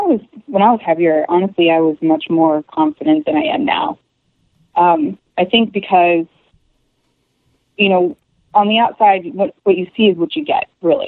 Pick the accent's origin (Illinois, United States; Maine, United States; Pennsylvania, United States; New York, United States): Illinois, United States; Chicago; also born or lived in Virginia; now in Michigan, United States; I was born in Virginia and spent most of my years in Chicago area, just outside of Chicago, and been around back and forth all over the place, but mostly Chicago